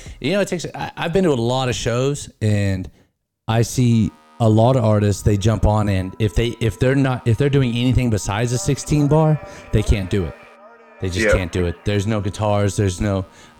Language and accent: English; California, United States; now in Tennessee, United States; I'm from California, yeah.